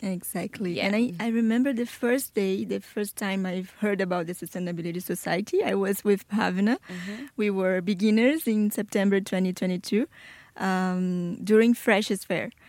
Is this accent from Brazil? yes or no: yes; Brazil; English is a second language; moved away as an adult; now in Bradford, United Kingdom; I am from Brazil